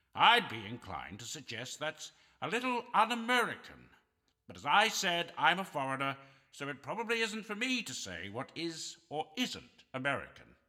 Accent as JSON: {"language": "English", "country": "Canada", "said": "I'm a Canadian on his last legs"}